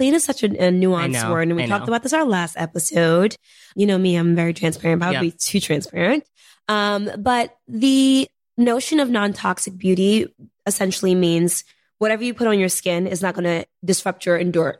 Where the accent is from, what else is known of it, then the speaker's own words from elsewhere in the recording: New York City, New York, United States; I'm a girl from Harlem, you know, I'm first generation